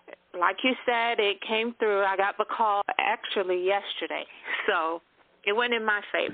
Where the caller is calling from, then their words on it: Florida, United States; I'm calling from Florida.